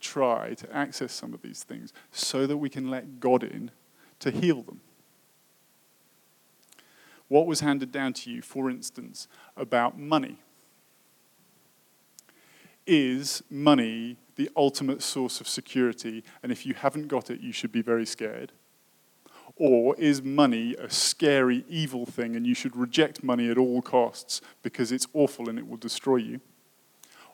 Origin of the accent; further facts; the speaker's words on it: United Kingdom; moved away; I come from Britain